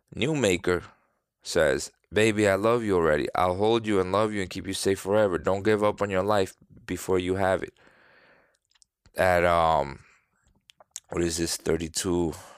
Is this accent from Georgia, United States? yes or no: no; New York, United States; now in Florida, United States; I'm from New York, live in Florida